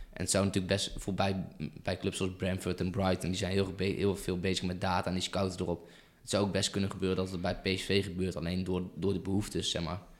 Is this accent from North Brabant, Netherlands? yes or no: yes; Eindhoven, North Brabant, Netherlands; ik ben een Eindhovense jongen, ik kom uit Eindhoven